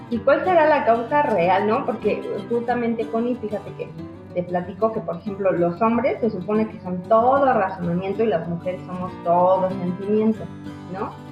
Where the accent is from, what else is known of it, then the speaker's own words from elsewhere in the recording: Mexico; Así es, es una de estas creencias que como sociedad mexicana, como mujeres mexicanas, inculcamos mucho en los niños